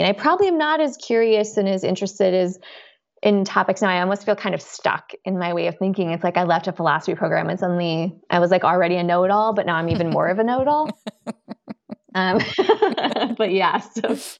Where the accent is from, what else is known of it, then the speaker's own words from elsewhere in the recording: Colorado, United States; moved away as an adult; also born or lived in East Coast; now in California, United States; I was born on the East Coast. I you know, lived in Colorado for most of my life